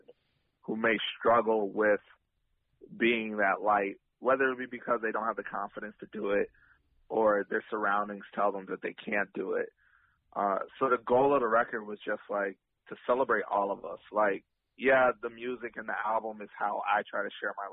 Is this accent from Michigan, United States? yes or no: yes; Michigan, United States; born or raised there; also born or lived in Germany